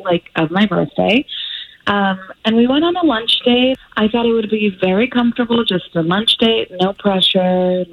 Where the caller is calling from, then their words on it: Sanford, United States; I'm calling from Sanford.